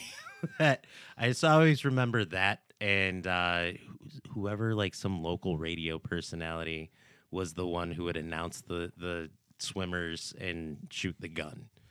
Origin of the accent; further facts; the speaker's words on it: United States; I'm American, born and raised